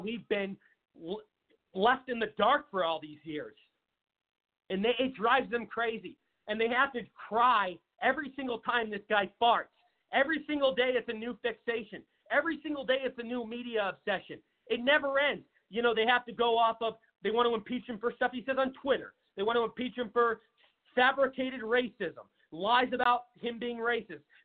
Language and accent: English; Seattle, Washington, United States; moved away as an adult; now in Phoenix, United States; I live in Arizona. Everybody knows that, and uh, I'm from Seattle. Moved down here to Arizona about Phoenix, Arizona, about seven years ago